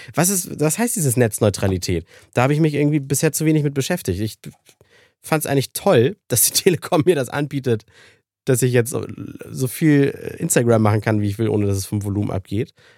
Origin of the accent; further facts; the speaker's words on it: Germany; bei uns in Deutschland